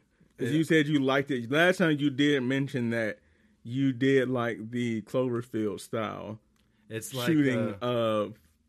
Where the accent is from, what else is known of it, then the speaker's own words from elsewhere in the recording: United States; I'm American.